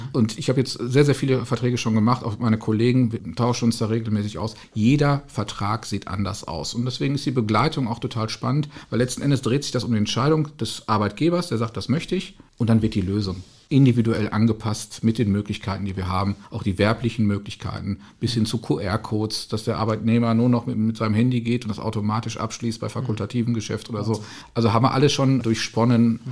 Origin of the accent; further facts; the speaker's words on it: Castrop-Rauxel, North Rhine-Westphalia, Germany; Ich komme aus Castrop rauxel das ist bekannterweise der Nabel der Welt.